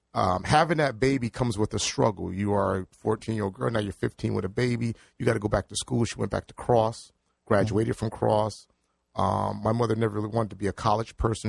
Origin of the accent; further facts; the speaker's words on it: New Haven, Connecticut, United States; So I was born in New Haven at the hospital.